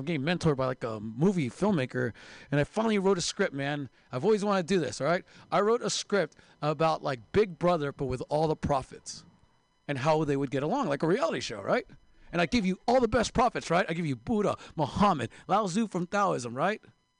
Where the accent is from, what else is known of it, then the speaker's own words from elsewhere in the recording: Seattle, Washington, United States; Sorry, guys, I'm also from Seattle. We do this thing called reading that they don't do here in the Bay Area.